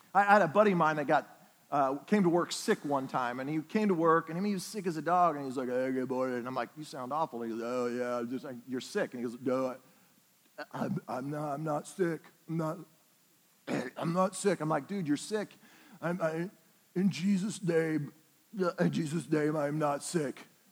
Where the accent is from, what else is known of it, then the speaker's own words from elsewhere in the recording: Oklahoma, United States; I'm from Oklahoma